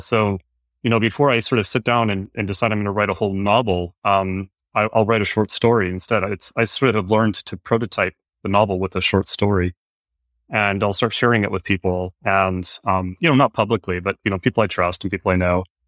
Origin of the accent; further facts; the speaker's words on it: Northern Virginia, United States; I grew up in Northern Virginia, which is where I am now